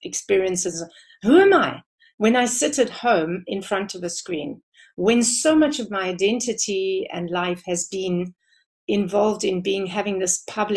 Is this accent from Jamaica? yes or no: no; South Africa; I have grown more and more proud of being South African the more I travel